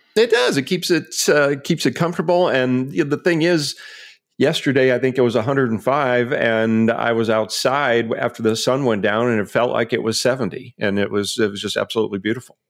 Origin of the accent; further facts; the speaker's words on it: Omaha, Nebraska, United States; moved away as an adult; now in Scottsdale, United States; I'm formally from Omaha, Nebraska, split time there for, for a number of years, but, uh, made this permanent about ten years ago